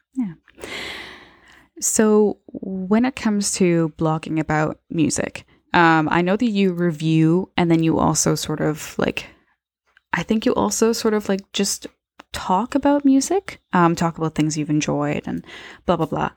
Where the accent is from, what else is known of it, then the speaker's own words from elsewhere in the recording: Niagara, Ontario, Canada; we're both from Niagara